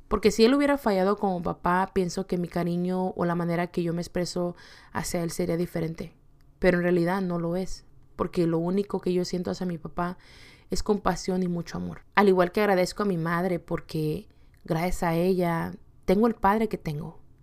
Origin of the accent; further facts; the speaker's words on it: Acapulco, Guerrero, Mexico; also born or lived in California / Yakima, Washington; now in Washington, United States; viniendo de un estado muy caliente, que es el estado de Acapulco Guerrero